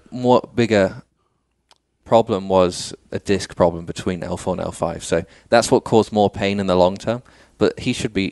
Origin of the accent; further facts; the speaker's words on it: Dubai, United Arab Emirates; now in United States; so I, I, was born and raised in Dubai. Okay. Uh, went to school there. Um, went to an English school, obviously.